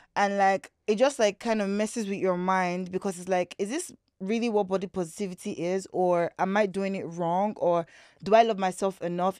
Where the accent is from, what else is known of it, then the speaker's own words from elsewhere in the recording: Lagos, Nigeria; also born or lived in British Columbia, Canada; I was born in Lagos here in Nigeria, in Nigeria